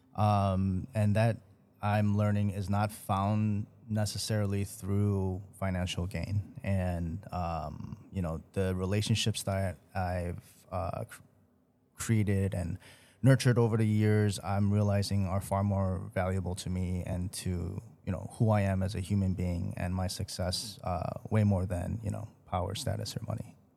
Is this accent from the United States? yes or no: yes; Chicago, Illinois, United States; born here in Chicago, been here for most of my life as well